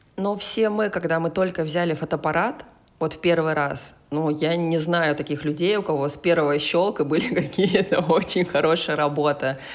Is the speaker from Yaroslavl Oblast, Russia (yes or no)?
no; Kaliningrad, Kaliningrad Oblast, Russia; мой родной город э, Калининград